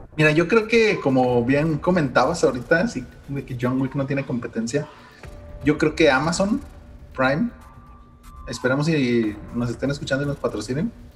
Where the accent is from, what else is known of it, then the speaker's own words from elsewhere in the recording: Mexico; nosotros mismos como mexicanos jóvenes